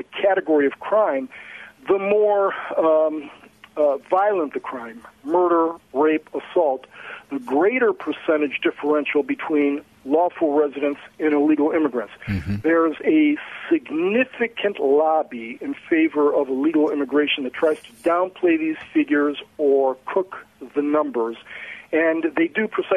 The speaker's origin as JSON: {"language": "English", "town": "Cleveland", "region": "Ohio", "country": "United States", "tie": "born or raised there", "said": "landed back in Cleveland, my hometown"}